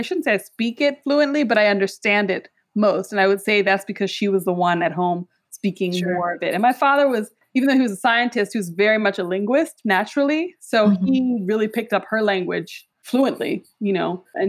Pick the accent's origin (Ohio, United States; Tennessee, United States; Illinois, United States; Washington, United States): Illinois, United States; first language English; moved away as an adult; also born or lived in Zambia / New York / Lagos; now in Atlanta, United States; So I'm Rwandan, Ugandan, American. I'm from in the U.S. I would claim Illinois is where I grew up. And also, but I've lived in New York for a number of years and recently moved to Georgia, to Atlanta.